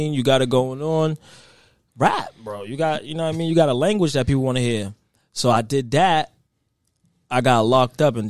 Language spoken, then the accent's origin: English; Boston, Massachusetts, United States; I'm from Roxbury in Boston